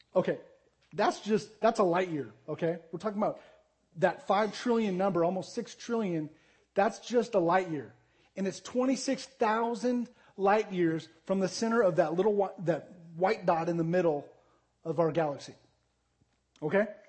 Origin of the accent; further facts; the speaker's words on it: Arizona, United States; moved away as an adult; also born or lived in Jacksonville, Texas / Tulsa, Oklahoma; I grew up in Arizona.